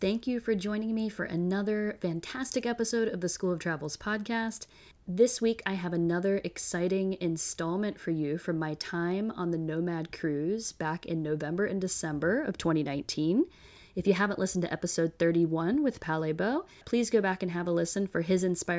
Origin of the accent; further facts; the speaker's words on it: Midwest of the United States, United States; he shares my background of growing up in the Midwest of the United States.